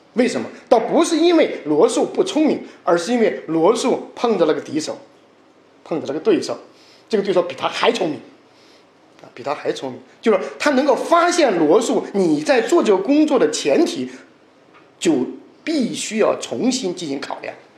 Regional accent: China; 就像我们中国人传统的读四书五经一样

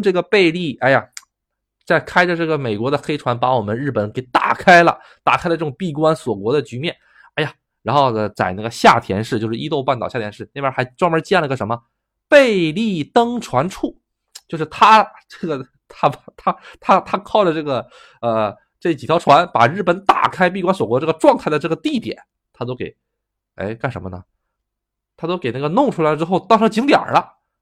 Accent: China; now in Japan; 自己是作为一个中国人

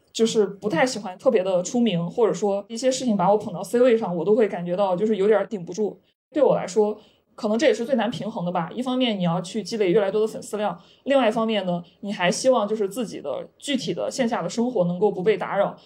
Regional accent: Henan, China; moved away; 二本出身呀，还有就是我也是来自河南一个就十八线小镇，就这样一个地方

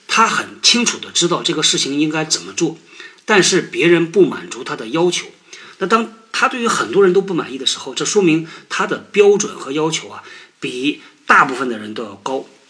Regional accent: China; 我们中国人

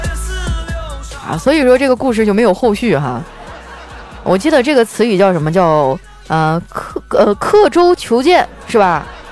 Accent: Northeast China, China; 身为一个东北人

